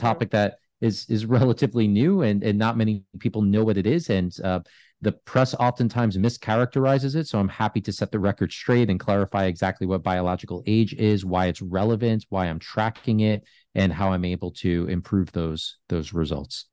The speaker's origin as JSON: {"language": "English", "region": "New York", "country": "United States", "tie": "born or raised there", "said": "I grew up in New York"}